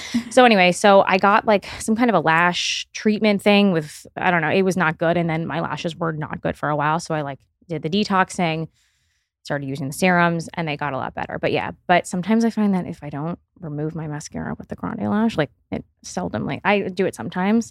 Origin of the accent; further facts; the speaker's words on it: Miami, Florida, United States; I grew up in Miami